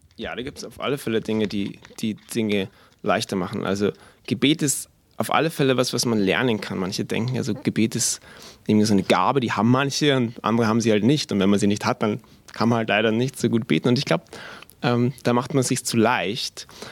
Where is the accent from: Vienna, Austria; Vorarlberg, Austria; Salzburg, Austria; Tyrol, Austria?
Vienna, Austria; moved away as an adult; now in Augsburg, Germany; wir sind eigentlich aus Wien beide, meine Frau und ich. Wir sind in Wien geboren und aufgewachsen